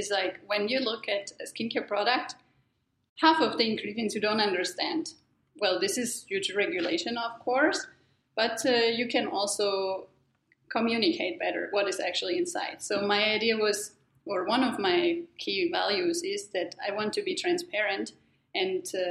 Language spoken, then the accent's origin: English; Germany; moved away; I'm originally from Germany.